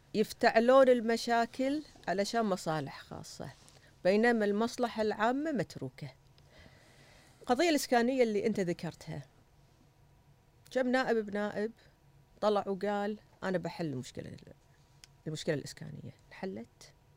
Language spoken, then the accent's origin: Arabic; Kuwait; أنا واحدة كويتية